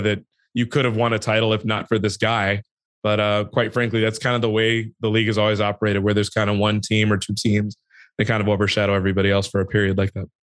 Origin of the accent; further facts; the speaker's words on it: Chicago, Illinois, United States; I grew up in Chicago